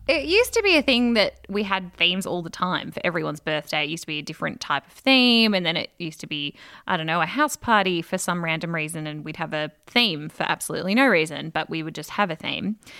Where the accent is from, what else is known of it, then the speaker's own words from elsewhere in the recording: Australia; as an Australian